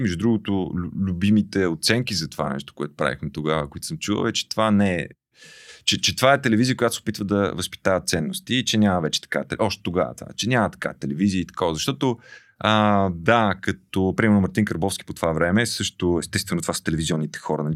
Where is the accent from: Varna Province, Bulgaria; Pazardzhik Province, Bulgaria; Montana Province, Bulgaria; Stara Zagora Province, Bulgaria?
Pazardzhik Province, Bulgaria; Pazardzhik; moved away; съм израснал в Пазарджик